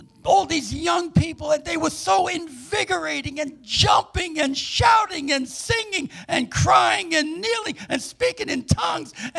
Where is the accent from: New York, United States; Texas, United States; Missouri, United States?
New York, United States; New York City; moved away as an adult; also born or lived in Tulsa, Oklahoma; now in New Jersey, United States; I'm a New Yorker, grew up in Manhattan and Queens